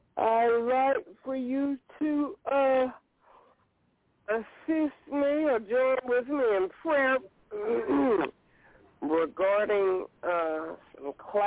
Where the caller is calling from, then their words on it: Alabama, United States; Hey, LaShun, this is … from Alabama.